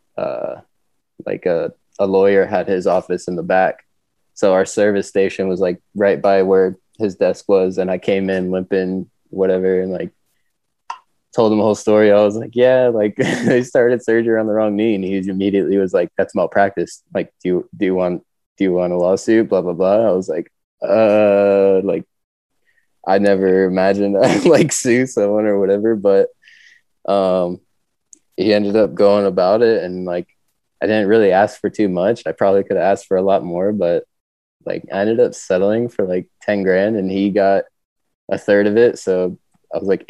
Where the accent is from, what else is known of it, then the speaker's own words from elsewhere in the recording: northeast of Atlanta, Georgia, United States; moved away as an adult; also born or lived in Mountain View, California; now in California, United States; I grew up in Georgia, like a little bit northeast of Atlanta